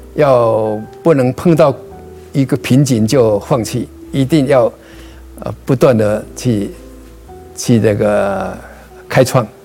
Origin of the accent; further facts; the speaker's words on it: Changhua County, Taiwan; now in United States; 我是彰化人